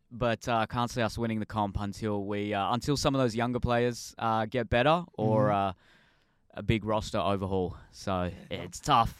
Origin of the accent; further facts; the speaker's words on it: Sydney, New South Wales, Australia; I grew up in the St. George area in Sydney.